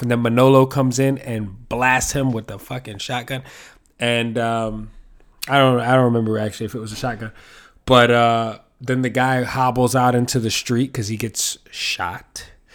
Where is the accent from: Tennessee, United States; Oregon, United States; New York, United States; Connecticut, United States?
New York, United States; I'm a New Yorker